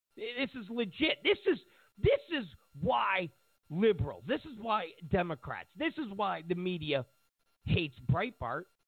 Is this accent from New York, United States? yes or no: yes; New York, United States; I grew up in New York